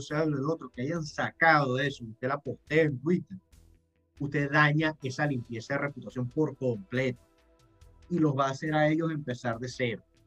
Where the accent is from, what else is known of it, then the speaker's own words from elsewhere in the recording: Venezuela; moved away; yo como venezolano